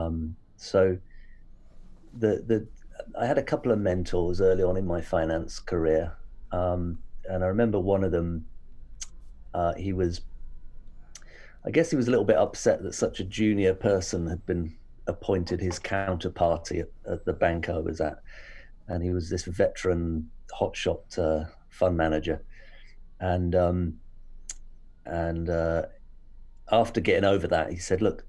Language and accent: English; Hampshire, South East England, United Kingdom; also born or lived in Reading, Berkshire / London / Japan; moved to Hampshire when I was fairly young. Went to school here, boarding school